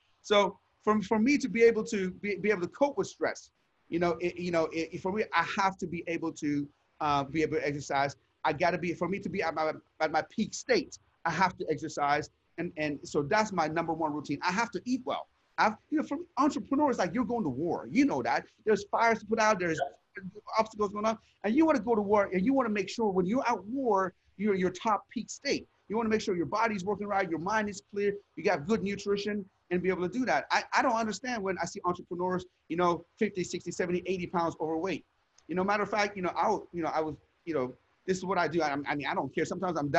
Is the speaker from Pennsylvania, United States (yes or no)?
yes; Sharon, Pennsylvania, United States; I was a knucklehead. I grew up in Sharon, Pennsylvania. And I told you outside the store was pimps, prostitutes, and drug dealers.